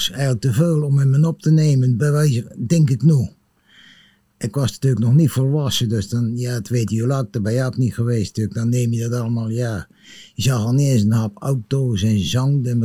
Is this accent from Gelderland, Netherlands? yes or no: no; Sommelsdijk, South Holland, Netherlands; In de Polderstraat 9, Sommelsdijk.